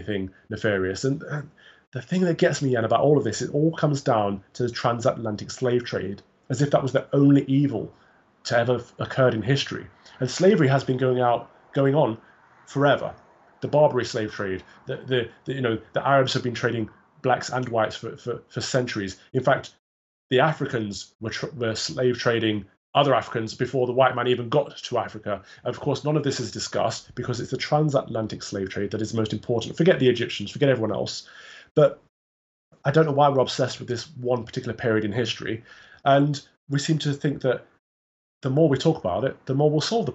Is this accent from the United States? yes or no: no; England, United Kingdom; I was born here. I've got one black parent, one white parent, but I would say I'm entirely 100% British, 100% English